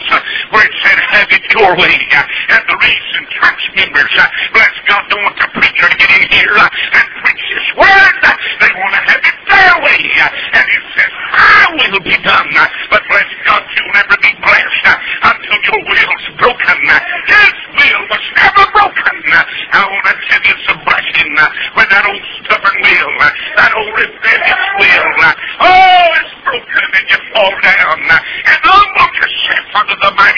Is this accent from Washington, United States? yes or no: no; North Carolina, United States; moved away as an adult; now in Atlanta, United States; I was born in North Carolina. I'm a Tar Heel